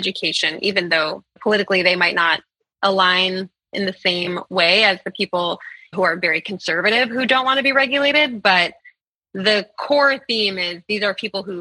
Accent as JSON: {"language": "English", "town": "Berkeley", "region": "California", "country": "United States", "tie": "born or raised there", "said": "I'm from Berkeley, California, which had a lot of the more kind of liberal end of homeschooling"}